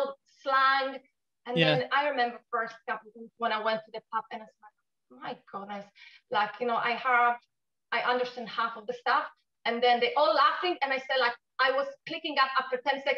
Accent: Poland; accent: Polish; English is a second language; moved away as an adult; now in Newry, United Kingdom; my Polish accent is still quite strong, even being here 17 years.

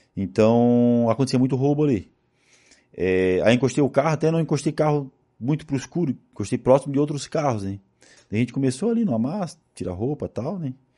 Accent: Florianópolis, Santa Catarina, Brazil; E como eu sou de Florianópolis, eu fui criado

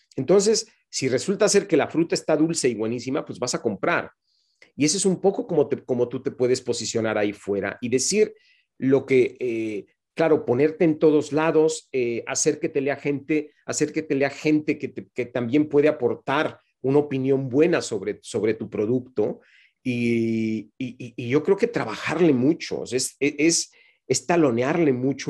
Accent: Mexico; moved away as an adult; carrera como la que yo hice en México no, la, volví a hacer una vez que me fui de mi país

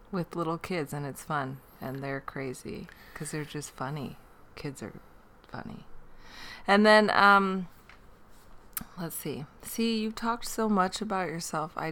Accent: Northwest, United States; I grew up in the Northwest. I have a sister.

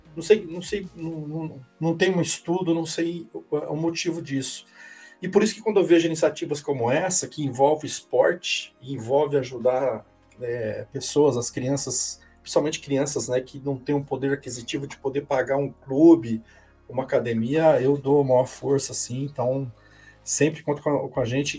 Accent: Paraná, Brazil; now in São Paulo, Brazil; Eu sou do Paraná, uhum. moro aqui hoje, eu tô em São Paulo, mas eu sou um paranaense

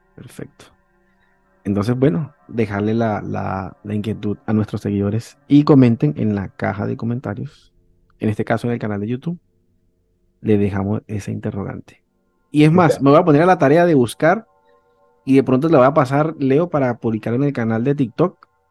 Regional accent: Venezuela; cuando en Venezuela pues éramos millonarios y no lo sabíamos

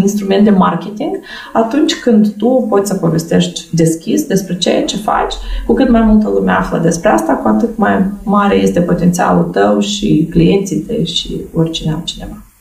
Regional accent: Moldova; Eu am copilărit și sunt născut în satul Fetița

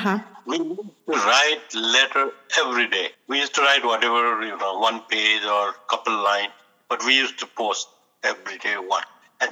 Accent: Nepal; moved away; We are from Nepal. It's little backward in country like uh-huh.

